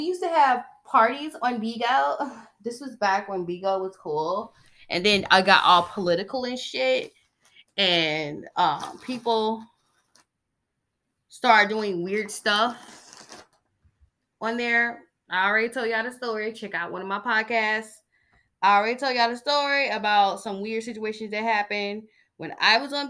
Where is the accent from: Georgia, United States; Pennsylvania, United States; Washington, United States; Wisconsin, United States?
Georgia, United States; I'm from Georgia